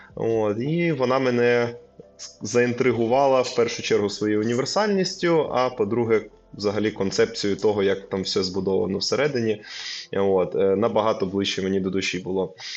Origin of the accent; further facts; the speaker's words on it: Lviv, Lviv Oblast, Ukraine; я зі Львова